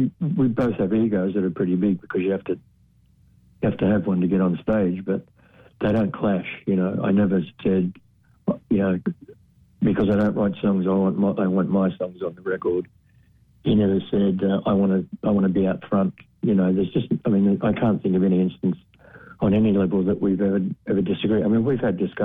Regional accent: Australia; I'm Australian.

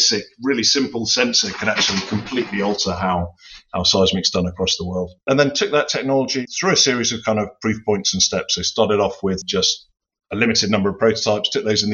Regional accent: Somerset, South West England, United Kingdom; now in Buckinghamshire, United Kingdom; I'm actually from the West Country originally. So the farming area of Britain. So I'm from the Somerset is where I grew up

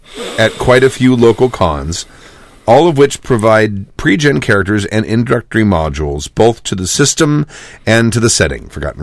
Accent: South Australia, Australia; born there; it, South Australia, I was born.

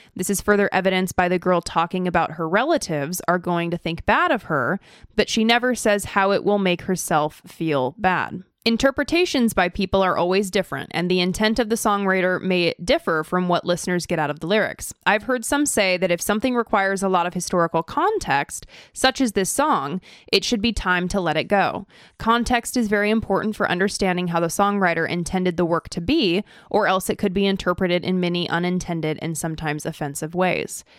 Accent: Idaho, United States; also born or lived in California; now in Orange County, California, United States; I was born in California, but then I moved to Idaho and I lived most of my life in Idaho and now I'm a Californian.

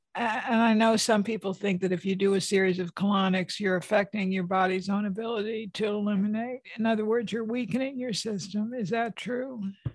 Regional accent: West Hartford, Connecticut, United States; West Hartford, Connecticut, my hometown

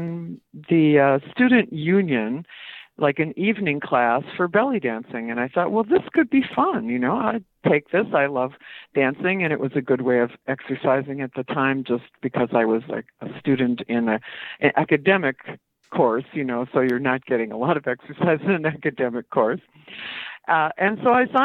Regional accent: Minnesota, United States; She had been in my home state

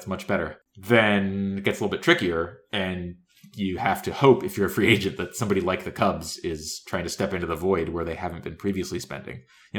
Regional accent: D.C. area, District of Columbia, United States; I was born in the D.C. area and still have family there

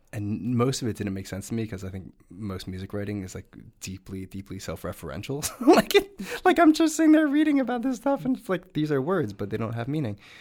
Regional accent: New Jersey, United States; I grew up in New Jersey

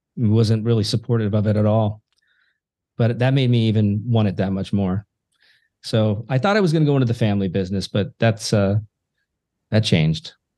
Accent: Yelm, Washington, United States; my hometown of Yelm

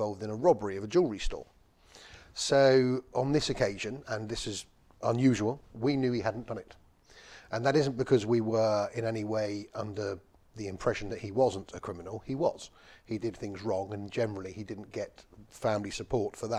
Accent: London, United Kingdom; I was brought up in West London. I was born on a council estate in Northolt and raised there.

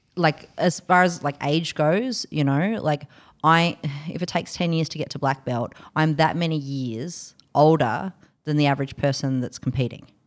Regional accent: Canberra, Australian Capital Territory, Australia; also born or lived in London; But I came from Canberra

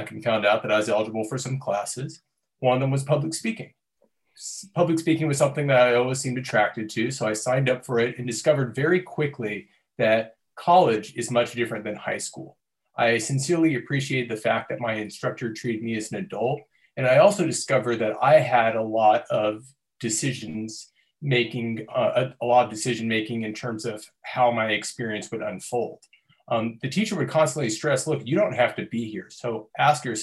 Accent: Torrance, California, United States; I'm originally from Torrance, California.

